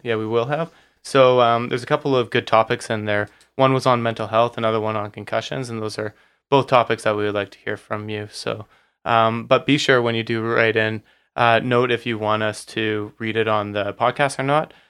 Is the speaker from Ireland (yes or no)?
no; Surrey, British Columbia, Canada; born or raised there